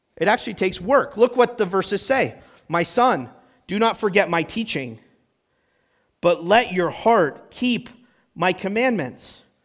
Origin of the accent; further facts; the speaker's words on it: New Hampshire, United States; moved away; I'm from New Hampshire. That's where I spent my whole childhood